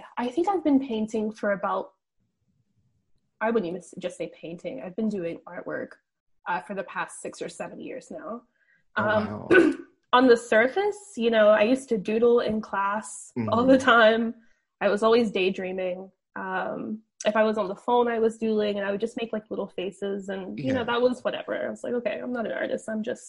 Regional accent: the Carolinas, United States; I think, growing up, I grew up in the Carolinas.

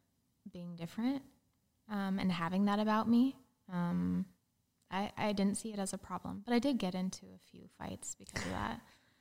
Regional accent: Gillette, Wyoming, United States; Yeah. It's a town called Gillette in Wyoming.

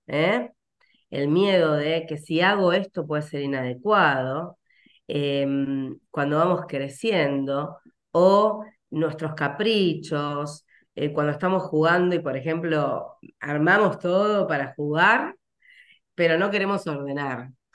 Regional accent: Rosario, Santa Fe, Argentina; soy rosarina.

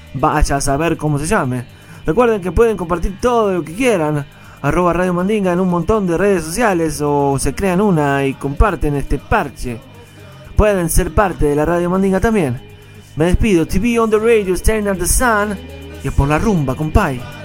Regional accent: Montevideo, Uruguay; de la Montevideo, de mi tierra, del Uruguay

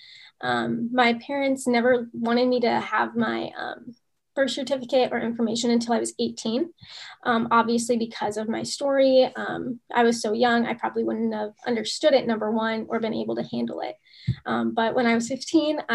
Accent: United States; born or raised there; also born or lived in Russia

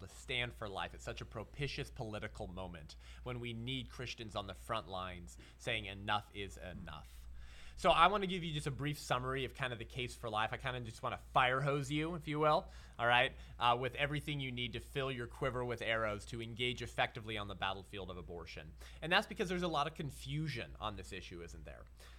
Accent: Whittier, California, United States; now in San Clemente, United States; I hail from the 562, yeah? So I was raised in Whittier, uptown Whittier. That's where my folks still are. I live in Orange County now in San Clemente

